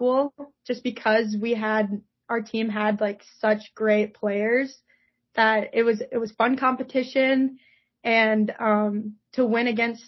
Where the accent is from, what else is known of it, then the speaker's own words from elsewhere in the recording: Rochester, Minnesota, United States; growing up in Rochester, Minnesota